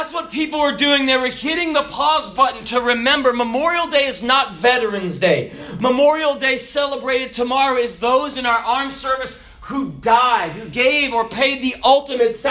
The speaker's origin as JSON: {"language": "English", "country": "Kenya", "tie": "born or raised there", "said": "I was born in Kenya"}